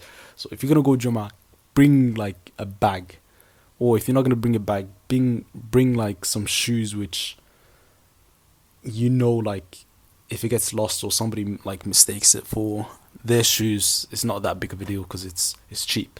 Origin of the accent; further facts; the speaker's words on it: Sweden; now in United Kingdom; I grew up in Sweden in a small town, and I moved to a different town, then I moved to the UK, then I moved to a different city